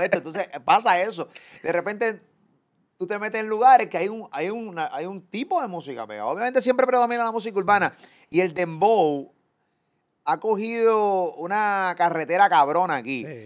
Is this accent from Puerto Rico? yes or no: yes; Puerto Rico; yo que soy puertorriqueño, vivo en PR